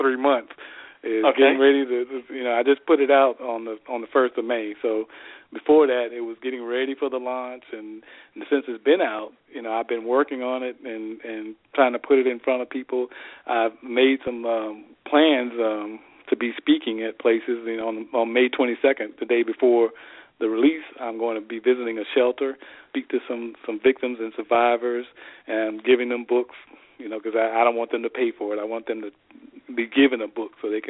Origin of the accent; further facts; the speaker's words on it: Tampa, Florida, United States; moved away as an adult; also born or lived in Maryland; Tampa's my hometown